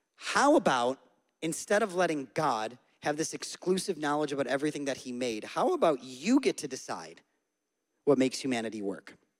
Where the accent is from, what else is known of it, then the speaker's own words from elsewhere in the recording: Syracuse, New York, United States; moved away; I'm from Syracuse. I was born and raised in central New York